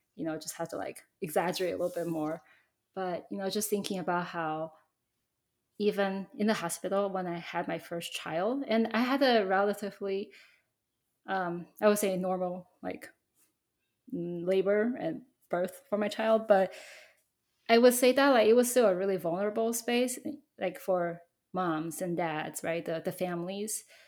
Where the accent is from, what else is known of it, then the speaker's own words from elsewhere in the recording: Taiwan; I grew up in Taiwan